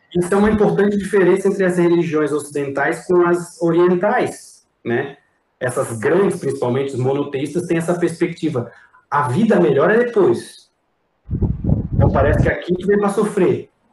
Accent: Santa Catarina, Brazil; Eu como brasileiro catarinense

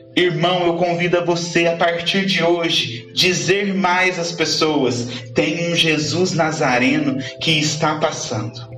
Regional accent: Andradas, Minas Gerais, Brazil; sou da cidade de Andradas

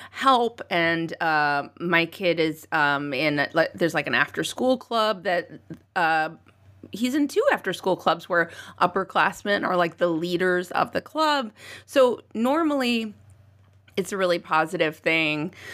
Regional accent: United States; And uh, because we are American, of course, it happened.

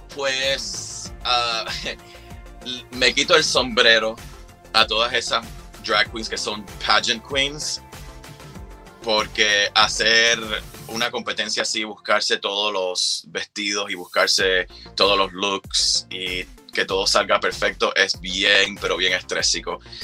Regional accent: Cuba; vengo de Cuba

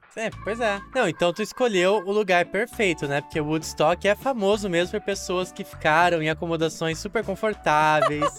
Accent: interior of São Paulo, Brazil; a minha cidade natal, no interior de São Paulo, era muito famosa pelo carnaval

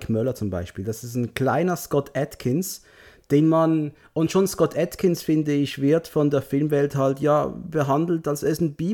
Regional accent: Switzerland; Aber hey, ich komme aus der Schweiz.

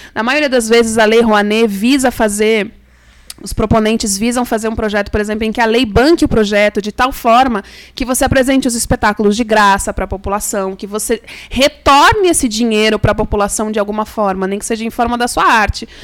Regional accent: Brazil

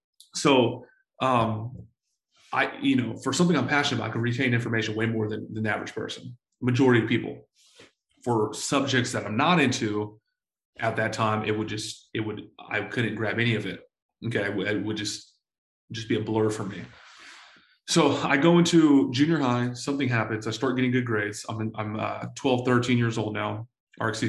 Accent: San Diego, California, United States; I was born to a 16-year-old single mom in San Diego, California. I grew up in Section 8 housing

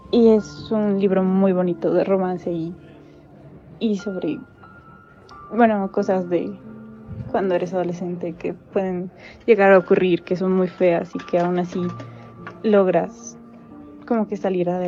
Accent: State of Mexico, Mexico; tengo 17 años, soy del Estado de México

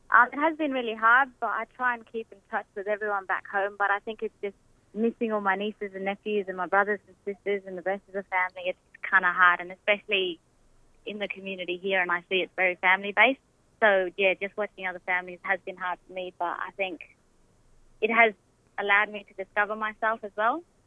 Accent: Derby, the Kimberley and Perth, WA, Western Australia, Australia; moved away as an adult; now in Queensland, Australia; I was born in Derby and pretty much raised up in the Kimberley and Perth as well

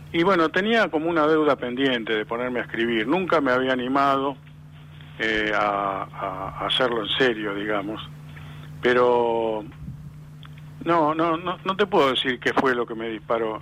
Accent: Lanús, Buenos Aires Province, Argentina; nací en Lanús, no, no en ese barrio, pero en otro también, barrio proletario

